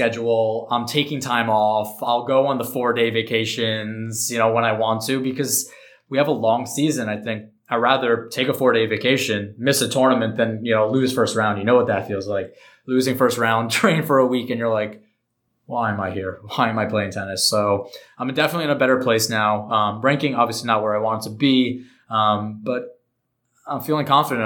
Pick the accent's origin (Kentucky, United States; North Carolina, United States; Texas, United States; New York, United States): New York, United States; I'm from New York